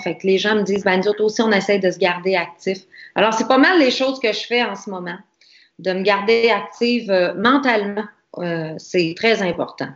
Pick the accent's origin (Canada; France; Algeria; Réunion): Canada; Quebec; nous autres, euh, en tant que Québécois, Canadiens